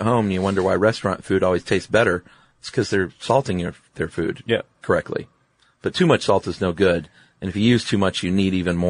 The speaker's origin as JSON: {"language": "English", "region": "the South", "country": "United States", "said": "I'm from the South"}